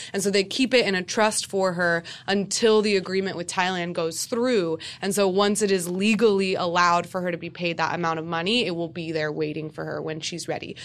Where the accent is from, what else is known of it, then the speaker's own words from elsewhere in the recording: United States; growing up in America